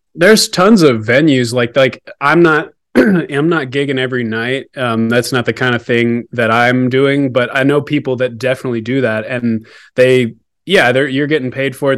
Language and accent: English; Alaska, United States; also born or lived in Texas; now in Denver, United States; I was originally from Alaska, born up there